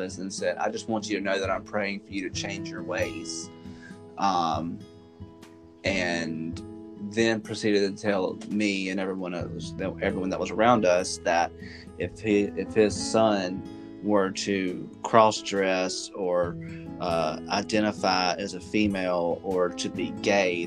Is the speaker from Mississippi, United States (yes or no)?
yes; Laurel, Mississippi, United States; I am also born and raised in a small town in Mississippi, not as small as where you're from, but still relatively small, comparatively speaking. I'm from Laurel, in the middle of Jones County